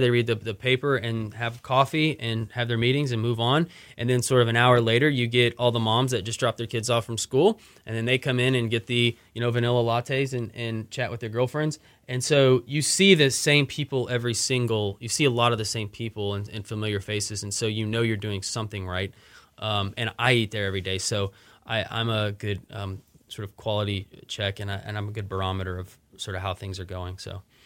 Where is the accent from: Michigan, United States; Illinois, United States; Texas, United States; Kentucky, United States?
Texas, United States; Austin; moved away as an adult; also born or lived in Dallas; now in Houston, United States; I grew up in Austin